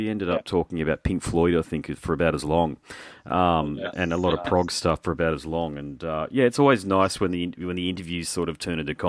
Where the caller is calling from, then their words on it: Gold Coast, Queensland, Australia; Just south of Brisbane, northern Gold Coast, in the cane fields.